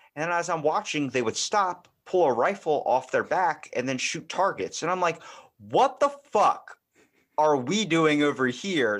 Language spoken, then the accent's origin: English; Baltimore, Maryland, United States; accent: Baltimore; I'm from Baltimore